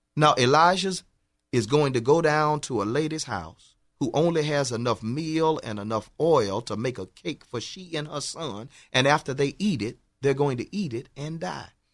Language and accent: English; Houston, Texas, United States; I grew up in, in Fifth Ward, Texas